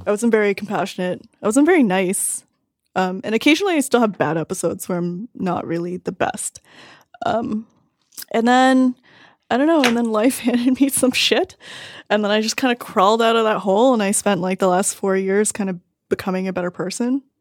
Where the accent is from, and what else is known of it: Toronto, Ontario, Canada; born or raised there